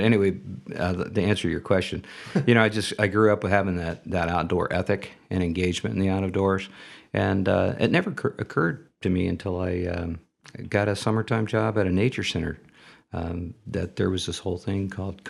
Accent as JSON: {"language": "English", "town": "Dayton", "region": "Ohio", "country": "United States", "tie": "born or raised there", "moved": "as an adult", "lives_now": "Toledo, United States", "said": "I grew up in the Dayton area."}